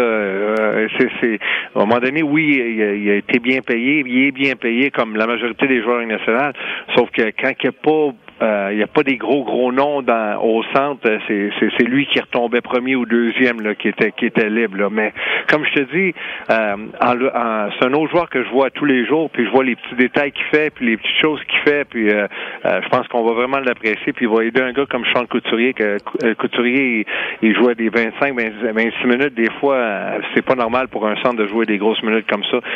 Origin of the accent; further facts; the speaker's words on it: Quebec, Canada; on est québécois toute la gang